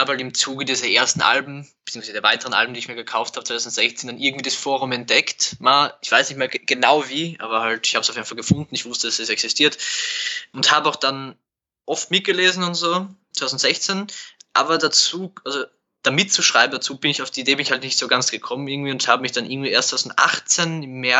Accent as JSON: {"language": "German", "region": "Burgenland", "country": "Austria", "said": "Nein, ich bin aus dem Burgenland."}